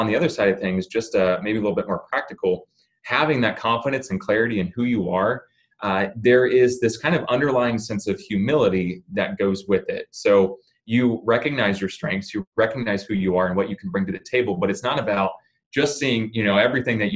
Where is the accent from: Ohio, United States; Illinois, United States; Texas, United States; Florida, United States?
Ohio, United States; Springfield; originally from the Buckeye State of Ohio, where I grew up in Springfield.